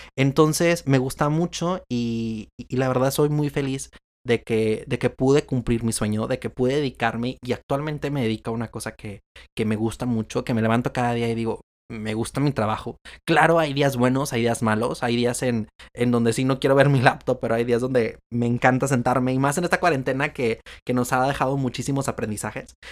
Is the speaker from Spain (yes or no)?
no; Monterrey, Nuevo León, Mexico; soy de Monterrey, Nuevo León y actualmente vivo todavía en, en Monterrey, Nuevo León